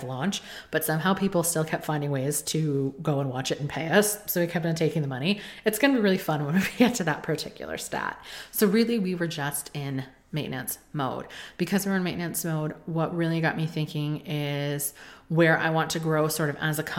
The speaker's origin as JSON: {"language": "English", "region": "Connecticut", "country": "United States", "tie": "born or raised there", "said": "in the state of Connecticut, which is where we moved, not my hometown, it's the town over"}